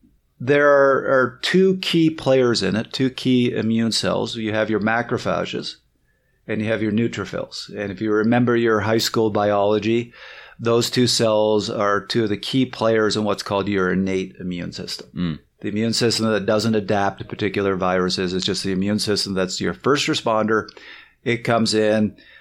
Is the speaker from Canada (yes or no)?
yes; Canada; moved back to Toronto. Everybody was there. Was like, oh, you're from the States, right? I'm like, no, I'm Canadian. Can you hear it?